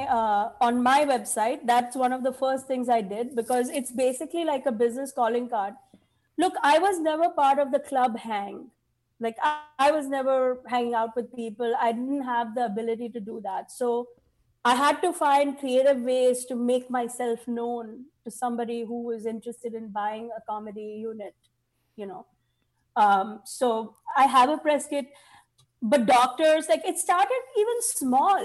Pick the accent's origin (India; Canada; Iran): India; now in United States; I have so many kids because I'm Indian